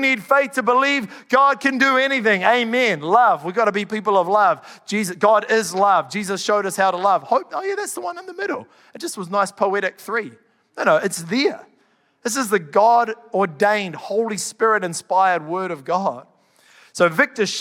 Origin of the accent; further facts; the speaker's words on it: Canterbury, New Zealand; I'm from Canterbury